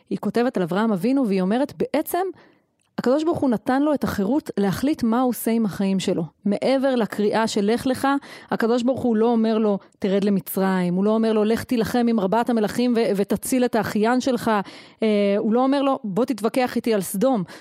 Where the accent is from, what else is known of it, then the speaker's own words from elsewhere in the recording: Efrat, Judea and Samaria, Israel; אני גדלתי באפרת מגיל שנה, וזו הייתה דמות מופתית